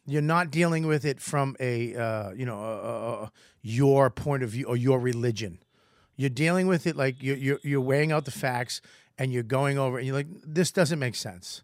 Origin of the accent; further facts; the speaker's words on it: Boston, Massachusetts, United States; accent: Boston; I'm Irish from Boston